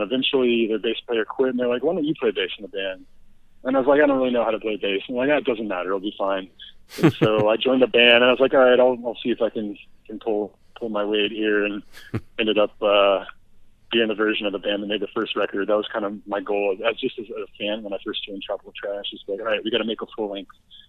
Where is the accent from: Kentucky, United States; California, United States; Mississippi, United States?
Kentucky, United States; Louisville; moved away as an adult; also born or lived in Chicago; And then I moved back home to Louisville and I kind of felt like a stranger in my hometown again.